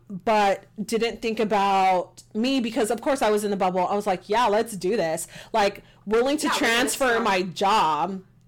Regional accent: Texas, United States; accent: country twang; And I was born and raised in Texas. So, like, you want the country twang? I can give it to you.

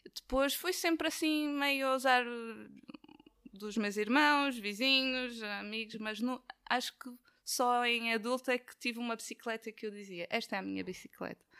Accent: Madeira, Portugal; now in Braga, Portugal; eu sou da Madeira, e na Madeira é difícil ter um, um sítio plano

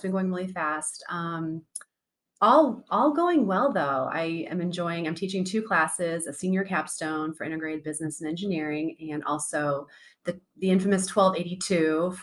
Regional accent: Davenport, Iowa, United States; moved away as an adult; now in Ohio, United States; I'm from Davenport, Iowa

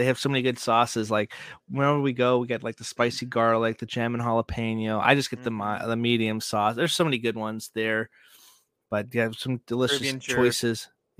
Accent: Joplin, Missouri, United States; I am from Joplin.

